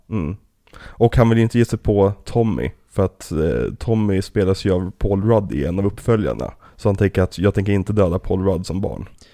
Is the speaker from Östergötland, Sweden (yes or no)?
no; Trollbäcken, Stockholm County, Sweden; det här är ju typ området vi växte upp i, liksom, i Trollbäcken